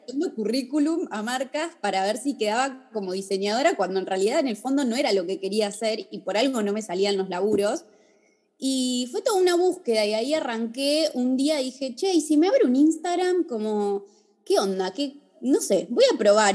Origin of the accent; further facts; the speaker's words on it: Bariloche, Río Negro, Argentina; moved away as an adult; now in Buenos Aires, Argentina; soy de Bariloche, vivo en Buenos Aires hace 12